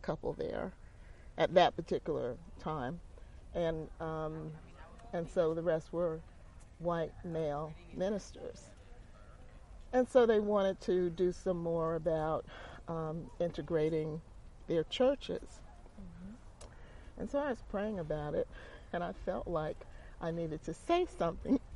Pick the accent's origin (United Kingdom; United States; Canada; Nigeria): United States; Teaneck, New Jersey; moved away as an adult; also born or lived in Newark, New Jersey; now in Durham, United States; we moved to Durham in 1971 from Teaneck, New Jersey, and Newark, New Jersey